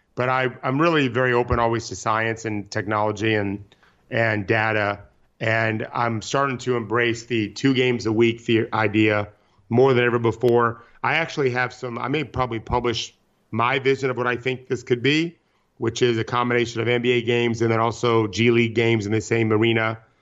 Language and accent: English; Seminole, Florida, United States; I grew up in Seminole, Florida